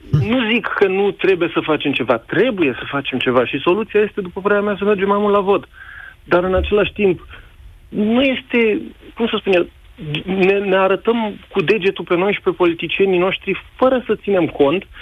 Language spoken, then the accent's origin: Romanian; Romania; now in Netherlands; Um, eu, evident, sunt român, lucrez în Olanda ca inginer.